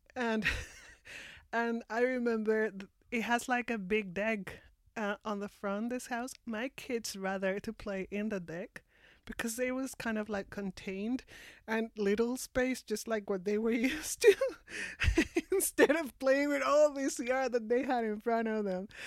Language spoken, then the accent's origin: English; Mexico City, Mexico; English is a second language; moved away as an adult; now in Victoria, Canada; I am from Mexico, originally from Mexico City. I was born and raised and lived most of my life there.